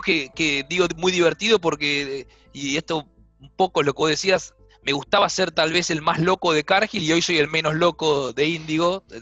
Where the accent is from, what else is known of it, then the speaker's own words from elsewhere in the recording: Argentina; moved away as an adult; also born or lived in Minneapolis / Brazil; soy argentino